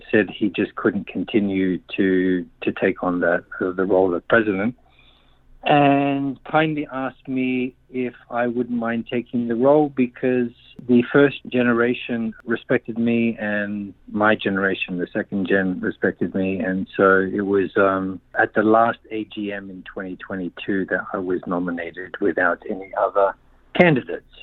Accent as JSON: {"language": "English", "town": "Adelaide", "region": "South Australia", "country": "Australia", "tie": "born there", "moved": "as an adult", "said": "Okay, I'm 57. I was born in Adelaide and um, to Slovenian parents and the Slovenian club community church was really a, a, a, very important part of my upbringing."}